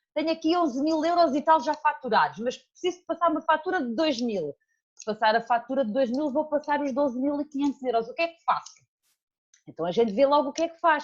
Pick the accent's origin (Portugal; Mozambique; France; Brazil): Portugal; Alentejo; moved away as an adult; also born or lived in Portalegre; now in Seixal, Portugal; saí do Alentejo, estou aqui há oito anos, talvez